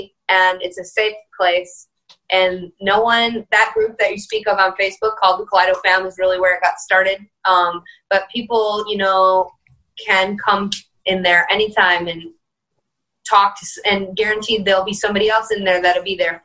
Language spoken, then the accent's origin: English; Detroit, Michigan, United States; I'm from Detroit